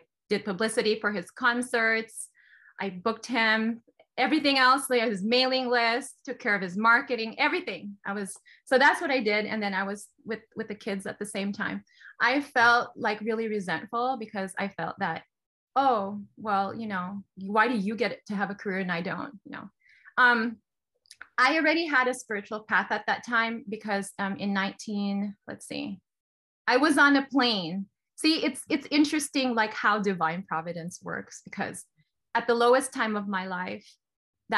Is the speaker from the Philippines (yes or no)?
yes; Philippines; moved away as an adult; now in United States; So I'm from the Philippines. And then I went to the US.